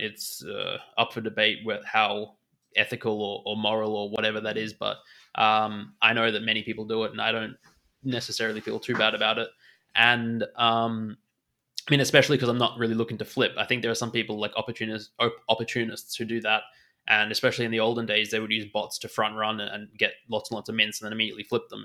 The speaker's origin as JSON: {"language": "English", "country": "Australia", "tie": "born or raised there", "accent": "Australian", "moved": "as an adult", "lives_now": "Munich, Germany", "said": "I'm born in Australia and I grew up in Australia."}